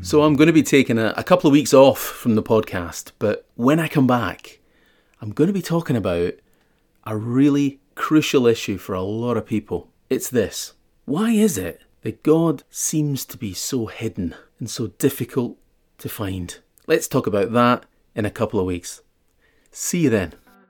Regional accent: Scotland, United Kingdom; I'm Scottish and I attended school during that time period

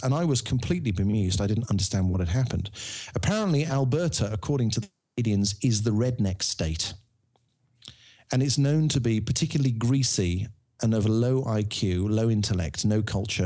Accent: Birmingham, West Midlands, United Kingdom; I'm from Birmingham.

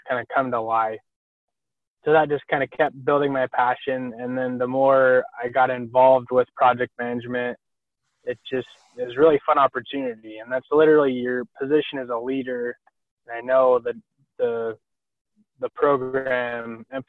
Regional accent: Rexburg, Idaho, United States; I grew up in Rexburg

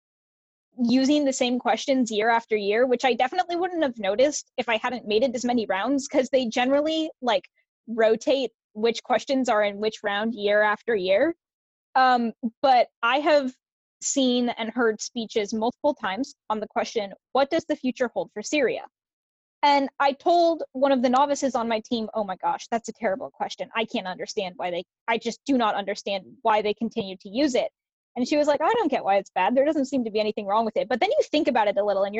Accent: Roosevelt, Iowa, United States; I am also from Roosevelt

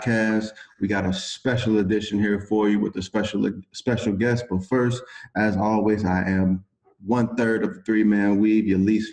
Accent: Cincinnati, Ohio, United States; I'm from Cincinnati

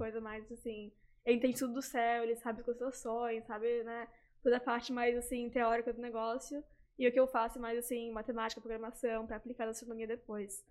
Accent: Florianópolis, Santa Catarina, Brazil; moved away as an adult; now in Netherlands; Na, nasci, cresci assim, em Florianópolis, uhum. e daí com 18 anos eu fui pra, pra Holanda fazer a graduação em astronomia

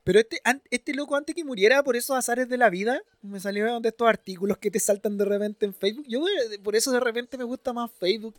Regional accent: Chile; soy el chileno promedio

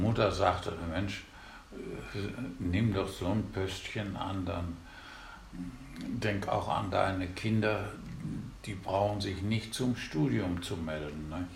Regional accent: Osterfeld, Germany; bei uns in Osterfeld, wir wohnten in so einem Wohnkarree

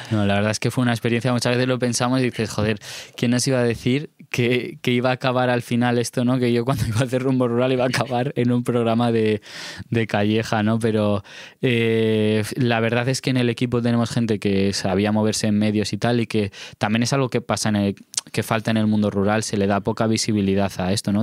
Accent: Alto Tajo, Guadalajara, Castilla-La Mancha, Spain

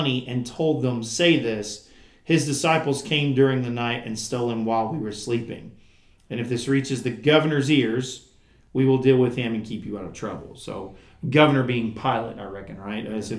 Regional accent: United States; I'm from Surrey County, but I ain't doing that.

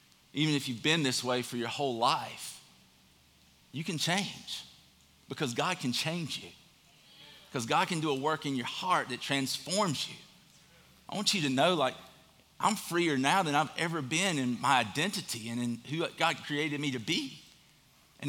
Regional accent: Statesboro, Georgia, United States; I'm from Statesboro, Georgia.

